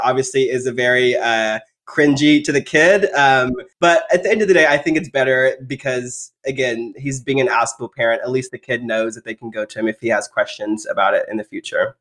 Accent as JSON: {"language": "English", "region": "Texas", "country": "United States", "tie": "born or raised there", "said": "I grew up in Texas in the rural area"}